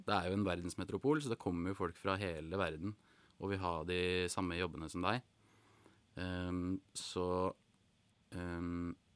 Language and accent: Norwegian; Norway; moved away as an adult; also born or lived in England; da hadde jeg vært hjemme i Norge to ganger tidligere